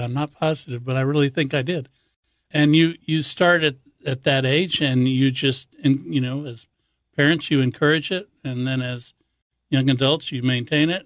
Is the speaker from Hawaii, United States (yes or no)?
yes; Hawaii, United States; I grew up in Hawaii